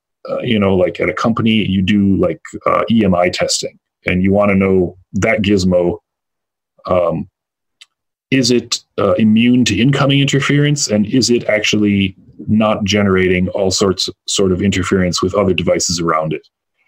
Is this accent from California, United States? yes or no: no; Illinois, United States; where I grew up near Chicago, quite a few years ago